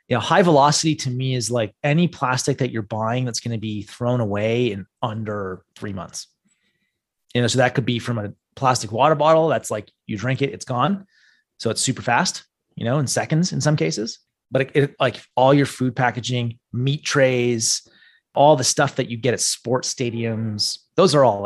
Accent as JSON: {"language": "English", "country": "Canada", "said": "the problem with being Canadian"}